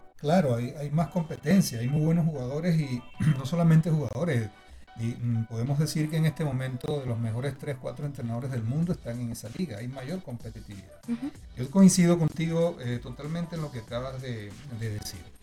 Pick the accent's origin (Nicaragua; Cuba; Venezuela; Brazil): Venezuela